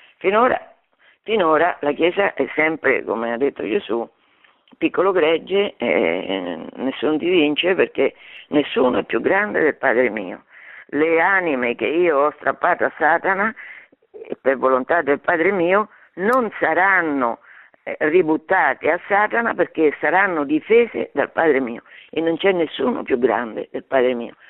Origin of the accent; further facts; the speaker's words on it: Fabriano, Marche, Italy; nelle Marche, che è la mia regione, perché io sono di Fabriano